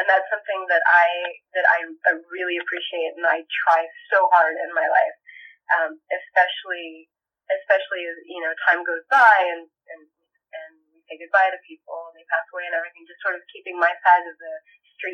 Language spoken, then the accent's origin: English; Saudi Arabia; also born or lived in Puerto Rico / Japan; now in Los Angeles, United States; I'm originally from Puerto Rico. I was born in Puerto Rico, raised in Saudi Arabia and Japan. I am been living in LA for a long time now.